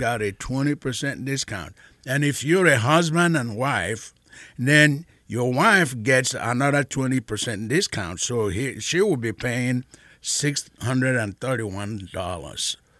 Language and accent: English; Nigeria; now in Mansfield; I am originally from Nigeria